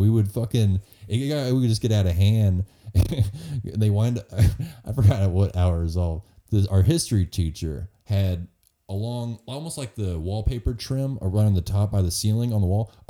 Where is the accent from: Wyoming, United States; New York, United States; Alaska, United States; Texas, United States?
Texas, United States; Hurst; I'm actually was from the Fort Worth side. I grew up in Hearst actually, which is technically mid cities.